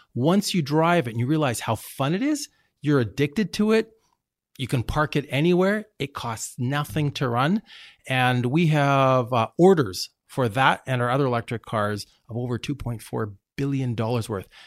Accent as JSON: {"language": "English", "country": "Canada", "tie": "born or raised there", "said": "as a Canadian myself, born in Canada"}